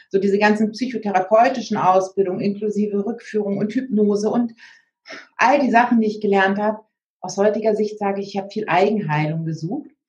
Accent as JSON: {"language": "German", "region": "Hamburg", "country": "Germany", "tie": "born or raised there", "said": "meine Heimat, der Hamburger Hafen, also meine Heimat Hamburg"}